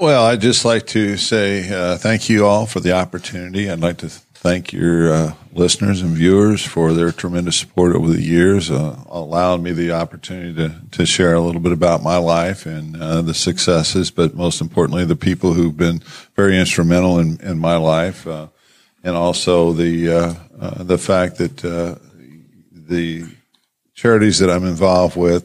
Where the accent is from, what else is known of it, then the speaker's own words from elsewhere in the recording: New Castle, Indiana, United States; moved away as an adult; I chose to come back to Newcastle, my hometown